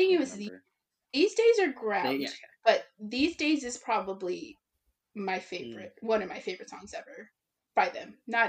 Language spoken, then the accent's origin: English; Texas, United States; I'm from Texas for anyone who's interested.